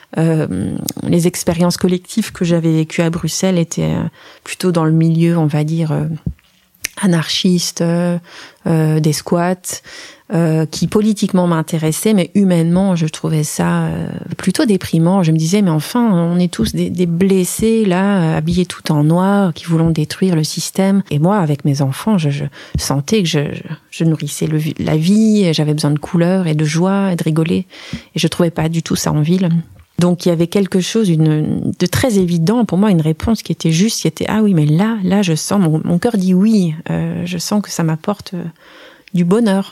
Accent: Strasbourg, Grand Est, France; moved away as an adult; also born or lived in Forbach, Lorraine / Brussels, Belgium; now in Jassogne, Belgium; j'ai, donc j'ai, grandi euh, à Strasbourg avec une période

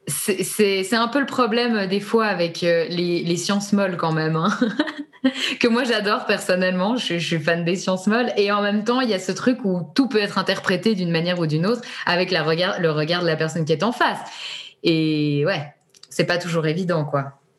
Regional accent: Switzerland; on est suisse

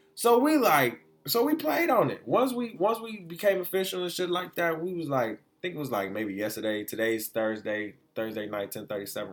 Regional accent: Detroit, Michigan, United States; also born or lived in Florida; I was raised in the three one three since I was like two years old

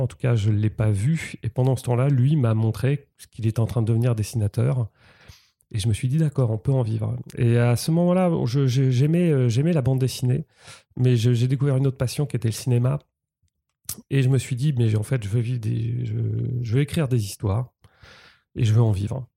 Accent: Rouen, Normandy, France; moved away as an adult; je suis né à Rouen euh, j'ai 45 ans, j'ai passé 20 ans en Normandie

